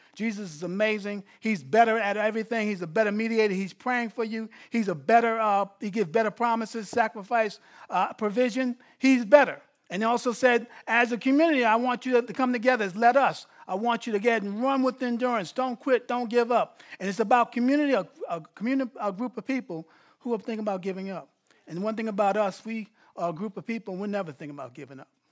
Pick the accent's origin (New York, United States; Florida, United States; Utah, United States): New York, United States; I'm not from L A, I'm from New York